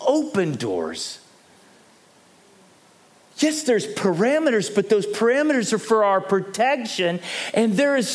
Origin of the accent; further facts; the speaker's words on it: United States; moved away as an adult; now in South Africa; As an American living in this country for a cumulative time frame of 12 years